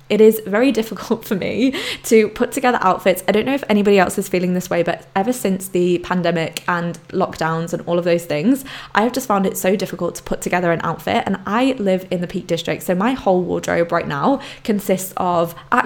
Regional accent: Poland; moved away; growing up in Poland, going backwards and forwards to Poland

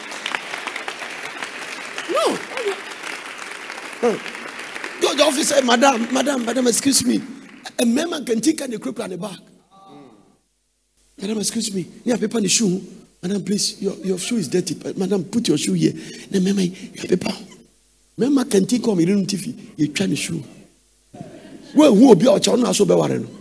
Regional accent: Ghana; from Ghana

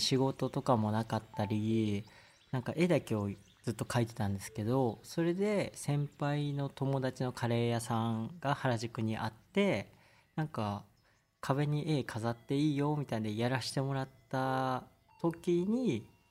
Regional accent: Osaka, Japan; now in Tokyo, Japan; 僕大阪出身

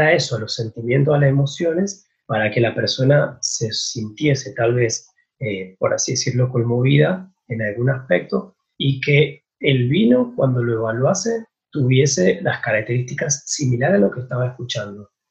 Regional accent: San Martín, Mendoza, Argentina; soy de San Martín Mendoza

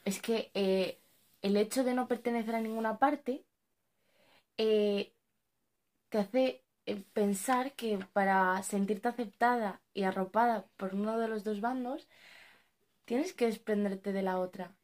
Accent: Spain; also born or lived in Morocco (parents' origin); hemos nacido en España o bueno, nos hemos criado toda nuestra vida aquí

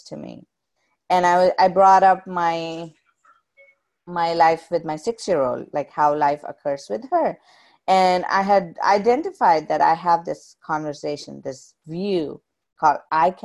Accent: South India, India; moved away; when I was growing up in India

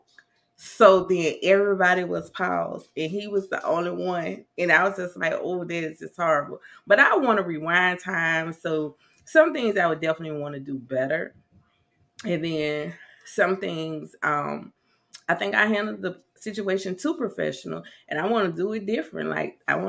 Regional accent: South Carolina, United States; now in Nashville, United States; I'm originally from South Carolina, but I reside in Nashville.

